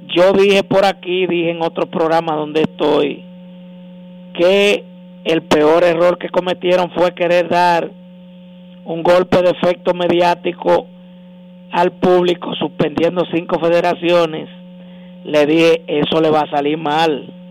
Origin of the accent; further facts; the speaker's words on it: Dominican Republic; como dominicanos